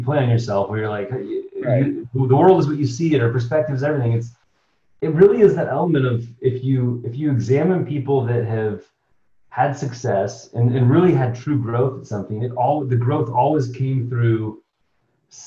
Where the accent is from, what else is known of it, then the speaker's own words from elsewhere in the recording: Seattle, Washington, United States; I was born in the Pacific Northwest in Seattle, Washington, and grew up there as well.